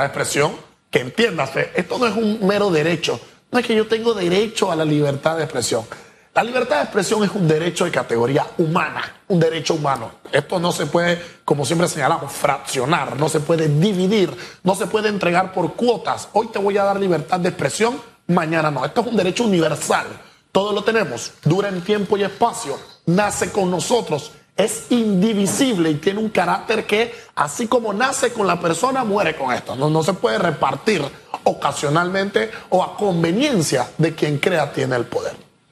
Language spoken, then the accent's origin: Spanish; Panama; nosotros como panameños